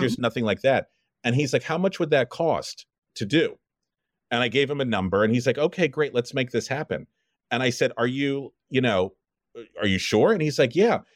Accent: Los Angeles, California, United States; also born or lived in Brooklyn, New York; I grew up in Los Angeles

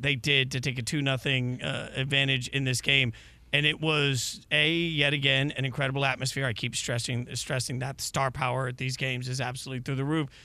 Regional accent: Las Vegas, Nevada, United States; growing up in Vegas as a little kid

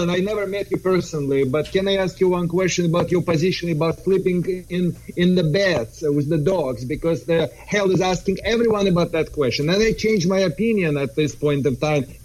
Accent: Southern California, United States; I am from Southern California

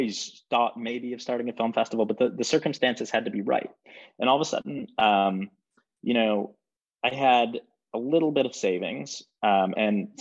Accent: Michigan, United States; moved away as an adult; now in New York, United States; I'm from Michigan

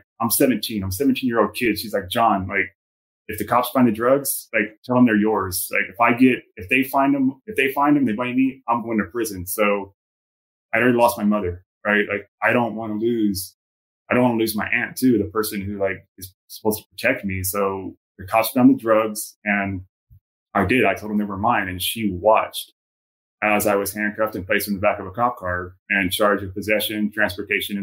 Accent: San Antonio, Texas, United States; moved away; also born or lived in Southern California; I was born and raised in San Antonio, Texas.

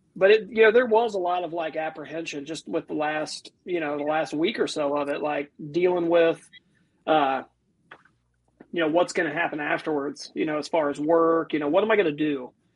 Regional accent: northern Ohio, United States; I'm from more northern Ohio

